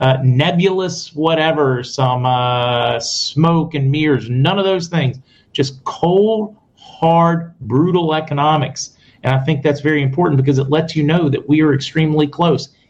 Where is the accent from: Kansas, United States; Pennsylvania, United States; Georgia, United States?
Pennsylvania, United States; Pittsburgh; I'm from Pittsburgh